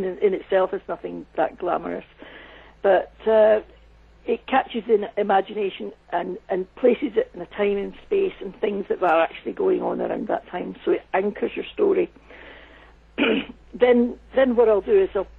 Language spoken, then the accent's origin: English; Scotland, United Kingdom; moved away as an adult; also born or lived in United States; I did work in the States for many years, and there's one thing I know, it's about working in the USA as a Scottish woman.